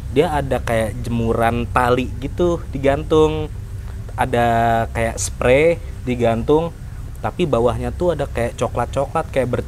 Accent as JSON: {"language": "Indonesian", "town": "Depok", "region": "West Java", "country": "Indonesia", "said": "Saya dari Depok."}